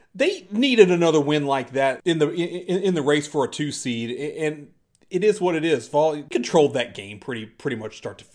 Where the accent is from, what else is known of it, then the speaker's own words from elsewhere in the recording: Chicago, Illinois, United States; we are from Chicago.